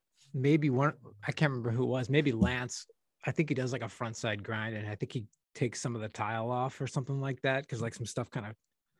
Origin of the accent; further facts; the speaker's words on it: West County, Missouri, United States; growing up in West County in the middle of Missouri.